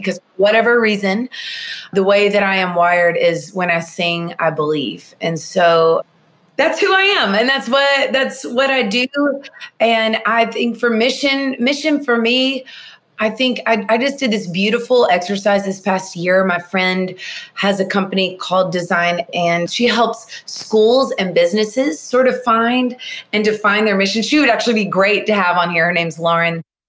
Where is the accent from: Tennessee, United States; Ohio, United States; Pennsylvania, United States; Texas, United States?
Tennessee, United States; Nashville; born or raised there